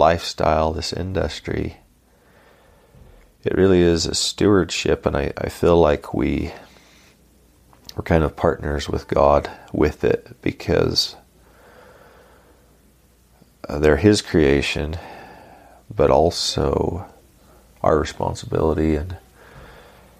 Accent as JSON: {"language": "English", "area": "Starr Valley", "region": "Nevada", "country": "United States", "tie": "born or raised there", "said": "growing up in Star Valley, Nevada, it's a unique part of Nevada"}